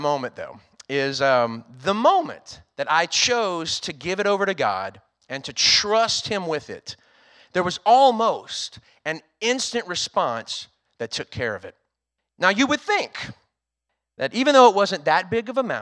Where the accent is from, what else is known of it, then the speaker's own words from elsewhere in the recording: Louisiana, United States; moved away as an adult; also born or lived in Texas; now in Rockport, United States; I'm originally from Louisiana, so I was leaving home for the first time to go work in the great state of Texas